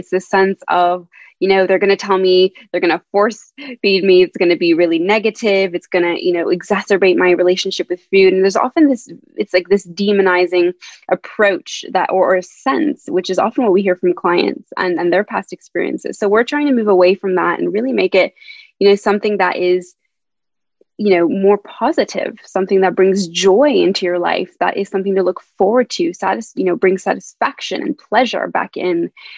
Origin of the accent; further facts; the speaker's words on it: Canada; moved away as an adult; also born or lived in Montreal, Canada; now in London, United Kingdom; I'm originally from Canada, so as you may hear from my accent, I'm not a British